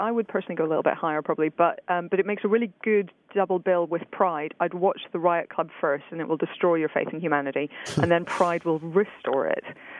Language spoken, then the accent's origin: English; Northern Ireland, United Kingdom